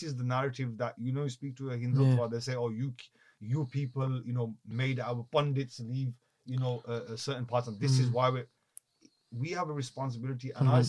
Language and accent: English; United Kingdom; We as a British Kashmiri, the largest Kashmiri community outside of Kashmir is here.